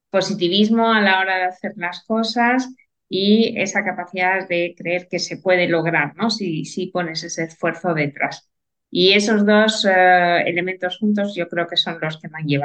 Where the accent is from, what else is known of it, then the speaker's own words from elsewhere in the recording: Andalusia, Spain; also born or lived in Santander; cuando era, nací en Santander, eh, hace ya unos cuantos años, no vamos a entrar mucho